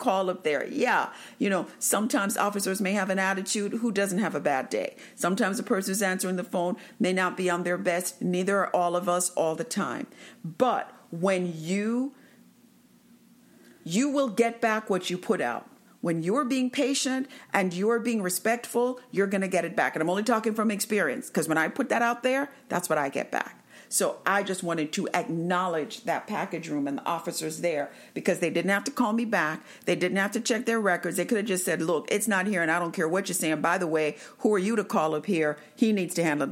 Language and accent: English; Jamaica; I am from Jamaica